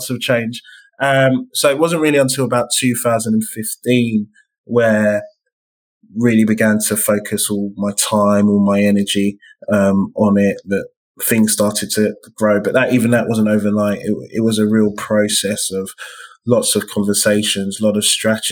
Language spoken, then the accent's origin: English; London, United Kingdom; as a Black man growing up in East London